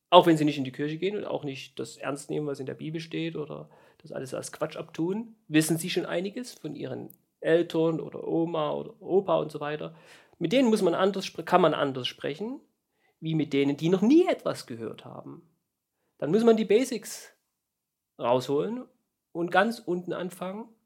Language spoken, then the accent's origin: German; East Germany, Germany; born there; Und ich bin ja ein gebürtiger Ostdeutscher.